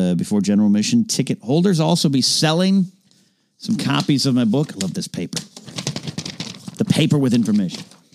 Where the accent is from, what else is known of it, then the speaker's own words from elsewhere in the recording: Central Coast, California, United States; the Central Coast is kind of my hometown